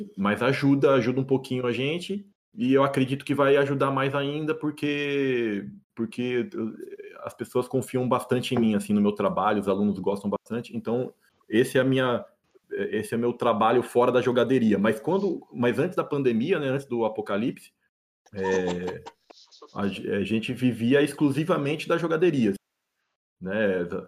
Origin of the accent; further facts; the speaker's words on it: Embu-Guaçu, São Paulo, Brazil; moved away as an adult; now in Florianópolis, Brazil; somos de Imbuguaçu, uma cidade da Grande São Paulo